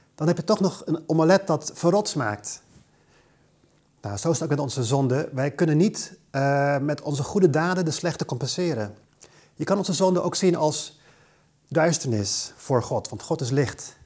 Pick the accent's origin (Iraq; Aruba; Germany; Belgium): Aruba; moved away; Ik kom zelf oorspronkelijk uit Aruba, waar ik geboren en getogen ben